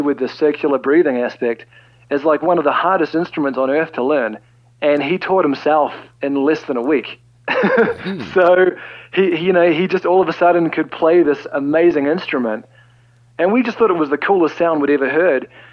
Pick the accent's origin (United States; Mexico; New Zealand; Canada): New Zealand; we're from New Zealand and not Australia